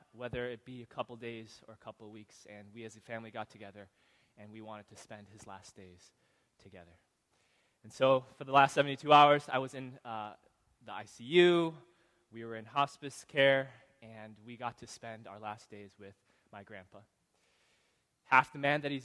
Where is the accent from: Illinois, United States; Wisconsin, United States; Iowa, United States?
Illinois, United States; Chicago; moved away; I'm from Chicago